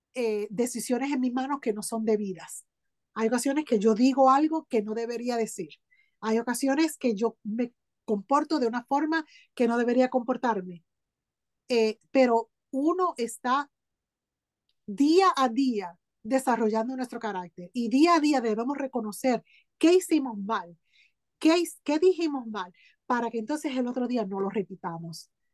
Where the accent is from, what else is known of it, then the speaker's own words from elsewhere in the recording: Hartford, Connecticut, United States; also born or lived in Aguadilla, Puerto Rico / San Sebastián, Puerto Rico; a los seis años de edad vine a donde tú estás ahora, a Hartford, Connecticut. Ahí pues me crié